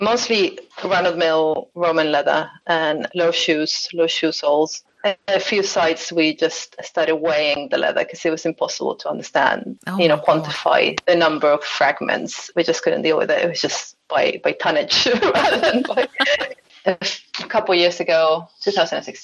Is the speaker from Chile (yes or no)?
no; Argentina; also born or lived in Durham; now in London, United Kingdom; I'm originally from Argentina